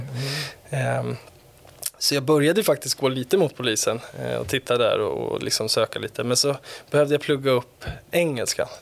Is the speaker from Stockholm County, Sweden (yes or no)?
yes; Stockholm, Stockholm County, Sweden; vi bodde i Gröndal